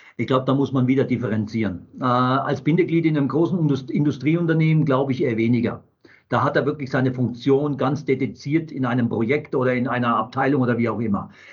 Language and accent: German; Wertheim, Baden-Württemberg, Germany; geboren in Wertheim an der Tauber